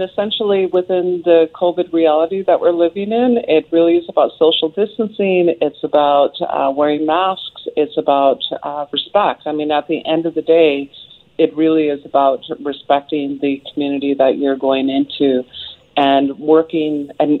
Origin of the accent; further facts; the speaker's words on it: South Okanagan, British Columbia, Canada; South Okanagan, where I'm from the Silks people in the Okanagan.